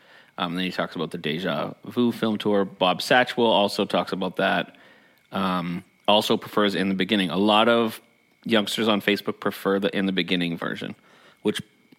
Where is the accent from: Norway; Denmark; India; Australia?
Australia; as an Australian hard to relate to at times